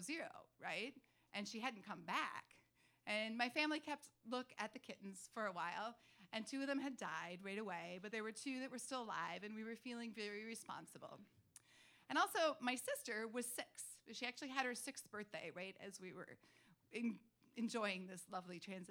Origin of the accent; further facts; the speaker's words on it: Duluth, Minnesota, United States; I grew up in Duluth in northern Minnesota